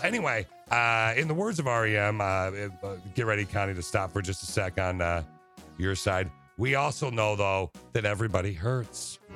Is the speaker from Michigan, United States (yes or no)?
yes; Okemos, Michigan, United States; I grew up in Okemos, right near Lansing